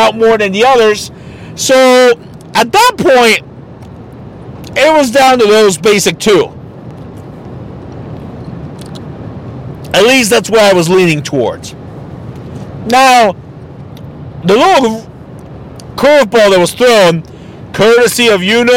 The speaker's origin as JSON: {"language": "English", "town": "Tijuana", "region": "Baja California", "country": "Mexico", "said": "my home state of TJBC."}